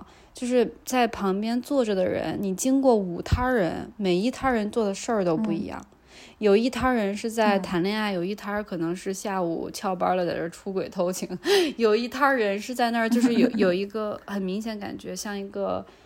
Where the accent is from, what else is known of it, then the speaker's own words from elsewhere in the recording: South Korea; 那就是我们亚洲人，呃，东亚，那就是我们韩国人也是这样的，那就是韩国跟中国人特有的。